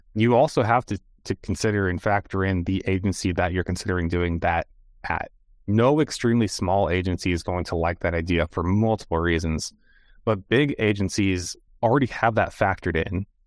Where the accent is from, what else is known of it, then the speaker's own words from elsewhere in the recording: United States; as an American